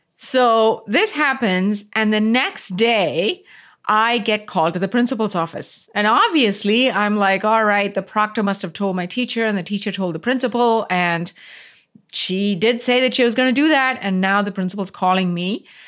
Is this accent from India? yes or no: yes; Coimbatore, Tamil Nadu, India; moved away; this was in South India, city called Coimbatore, which is my hometown